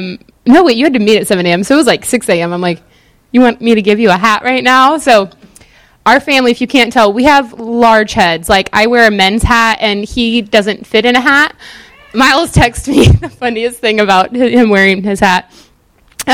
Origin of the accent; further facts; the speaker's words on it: Pacific Northwest, United States; moved away; I'm not from the South. I'm from the Pacific Northwest, where the water is clear.